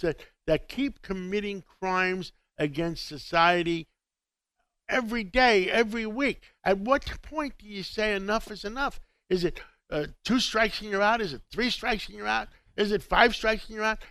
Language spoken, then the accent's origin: English; New York City, New York, United States; I was from Harlem. I was from Harlem of 135th Street in Manhattan, in Harlem